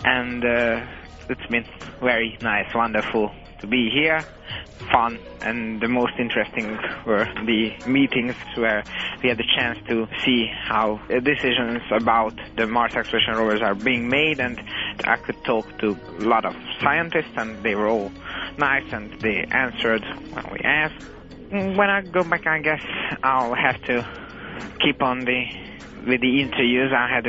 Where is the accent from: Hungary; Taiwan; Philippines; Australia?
Hungary; I'm just past 16 years old. I'm from Hungary.